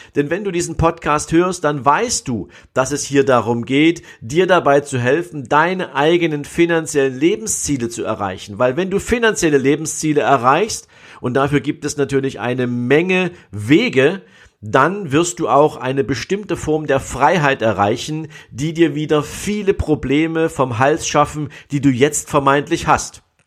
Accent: East Germany, Germany; ich bin ja in der DDR groß geworden

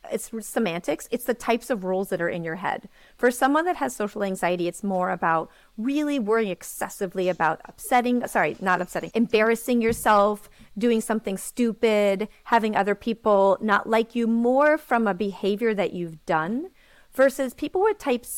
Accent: New York City, New York, United States; I am from New York City.

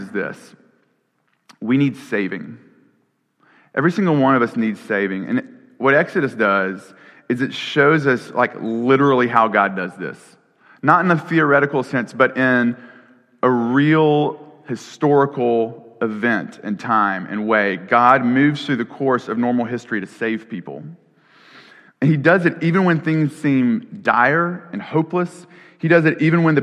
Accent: Alabama, United States; my home state, Alabama

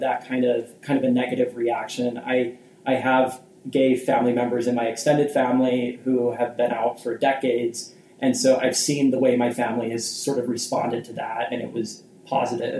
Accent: Salt Lake area, Utah, United States; I grew up in Utah in the Salt Lake area

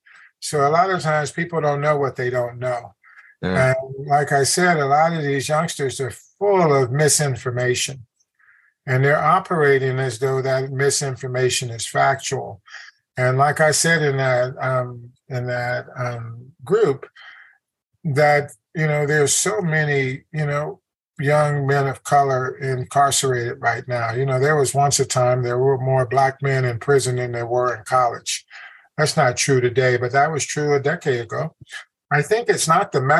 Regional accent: Chicago, Illinois, United States; also born or lived in Germany; I grew up in the Woodlawn district of Chicago, which is right in the heart of the South Side, in an all black neighborhood

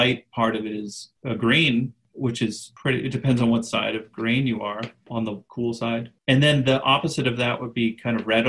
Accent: Boston, Massachusetts, United States; I'm from the Boston area

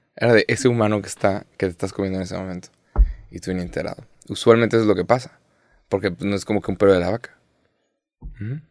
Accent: Mexico; yo uso Mexican para referirme a mí y soy mexicano

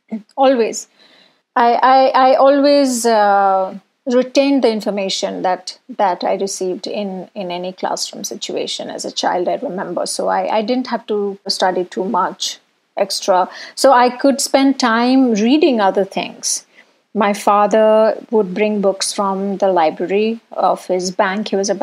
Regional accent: Bhubaneswar, Odisha, India; now in Bangalore, India; I was born in Orissa, in Bhubaneswar. I was the second girl child in my household.

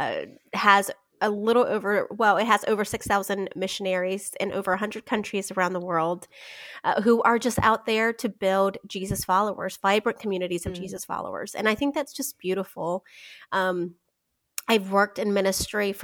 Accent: Chihuahua, Mexico; now in Charlotte, United States; I'm actually born and raised in Mexico, right across the border in Chihuahua, Mexico.

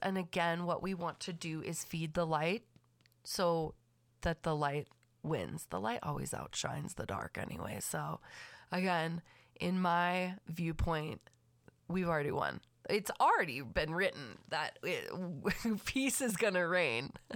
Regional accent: Los Angeles County, California, United States; I was raised, born and raised in Los Angeles County

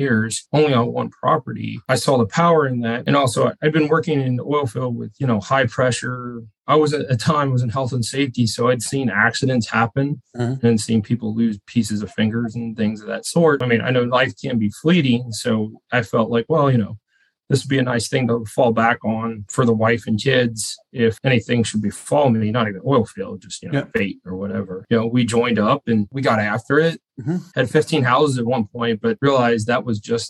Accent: Cincinnati, Ohio, United States; moved away as an adult; now in Houston, United States; born and raised in Cincinnati.

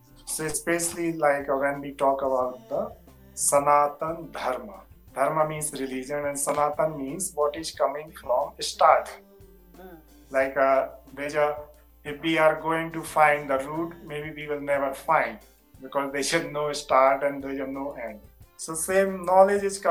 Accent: India; now in United States; I'm from India

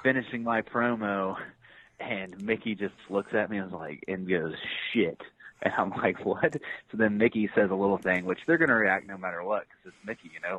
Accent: Shelbyville, Indiana, United States; my pro wrestling journey started in Shelbyville, Indiana, which is my hometown.

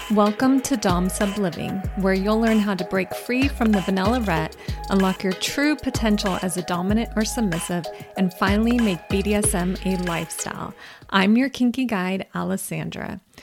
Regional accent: California, United States; I'm an American, I'm a Californian

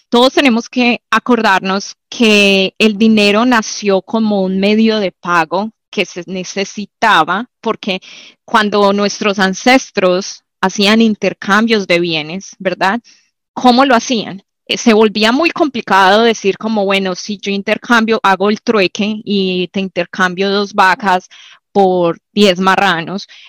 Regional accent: Medellín, Antioquia, Colombia; moved away; yo nací en Manrique, era uno de los barrios más peligrosos en Medellín en su época

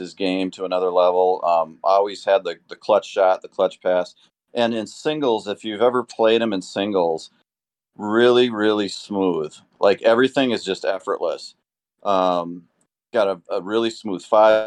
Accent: Minnesota, United States; I grew up in Minnesota

